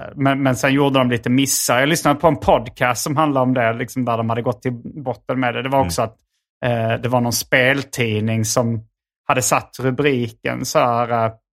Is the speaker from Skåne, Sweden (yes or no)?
yes; Hjärup, Skåne, Sweden; i Hjärup där jag växte upp